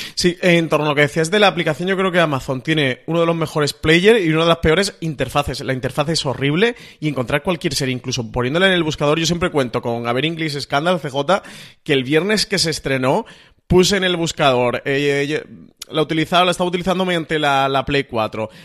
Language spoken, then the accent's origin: Spanish; Spain